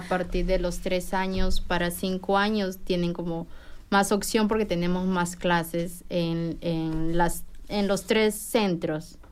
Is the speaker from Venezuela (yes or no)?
no; Peru; moved away as an adult; also born or lived in Japan; now in Bloomington, United States; yo soy de Perú